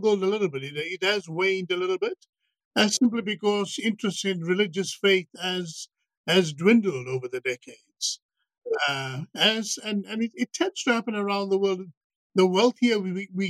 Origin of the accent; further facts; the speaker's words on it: South Africa; moved away as an adult; also born or lived in Madras (ancestry); now in Manchester, United Kingdom; my background is South Africa. I'm South African Indian